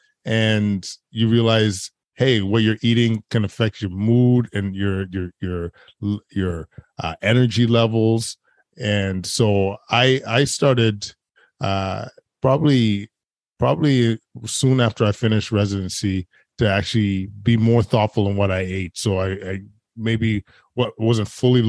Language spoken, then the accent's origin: English; Edmonton, Alberta, Canada; I was actually born and raised in Edmonton, which is a huge hockey town